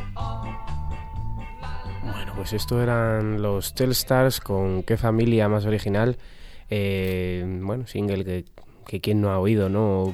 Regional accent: Spain; nuestra España cañí de aquellos años

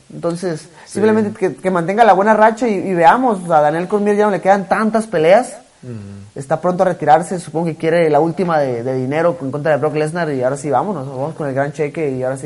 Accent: Mexico; yo como mexicano me siento muy orgulloso

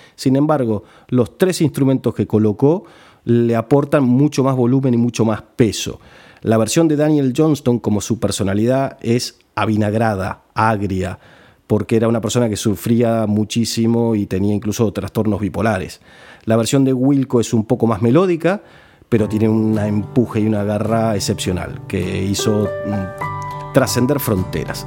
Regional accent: Argentina; somos los argentinos

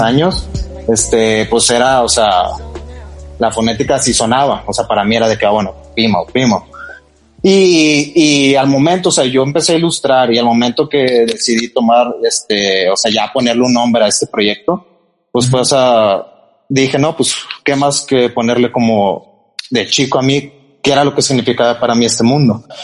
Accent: Monterrey, Nuevo León, Mexico; also born or lived in Mexico City; yo soy originario de la Ciudad de México, este, pero digo, ya, sea, pasé casi toda mi vida en Monterrey

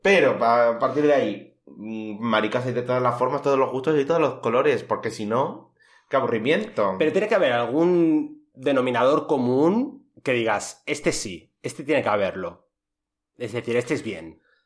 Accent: Madrid, Community of Madrid, Spain; soy de Madrid

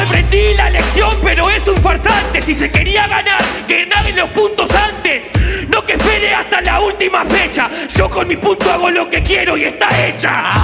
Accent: Argentina; yo soy argentino

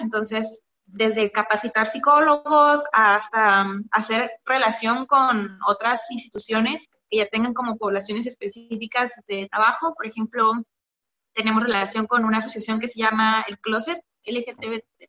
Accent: Quintana Roo, Mexico; yo nací en Quintana Roo, pero mi familia es de origen veracruzano y oaxaqueño.

